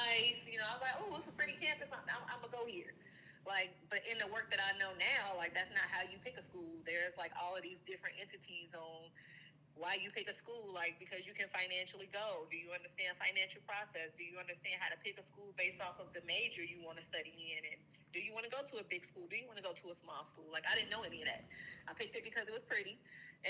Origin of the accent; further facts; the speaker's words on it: Gary, Indiana, United States; also born or lived in Bloomington, Indiana; I grew up in Gary, Indiana